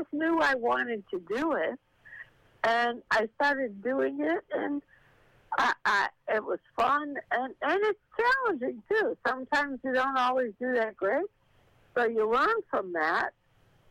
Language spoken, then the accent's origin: English; Chicago, Illinois, United States; I grew up in Chicago